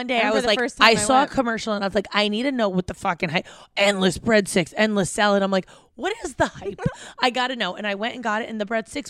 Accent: New Jersey, United States; And I grew up in Jersey.

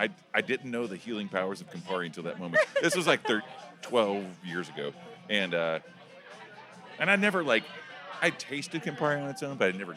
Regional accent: Oklahoma, United States; My thing is I'm from Oklahoma, so I take shots the way I dance.

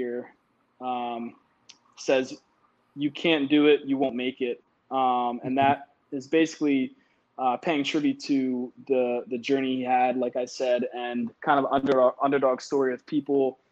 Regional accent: Willow Grove, Pennsylvania, United States; also born or lived in Philadelphia; right outside Philadelphia, Willow Grove, PA. It's about 45 minutes north of the city

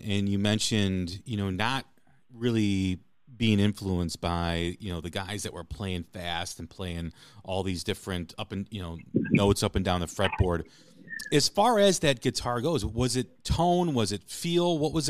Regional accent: Chicago, Illinois, United States; But then, you know, growing up in Chicago, blues was always a heavy influence on what I listened to, because it was all around all the time, especially in the early 80s and in the late 70s.

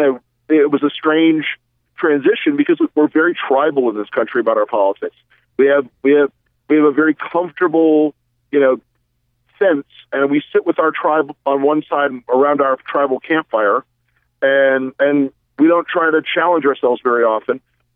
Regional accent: the South, United States; I'm from the South

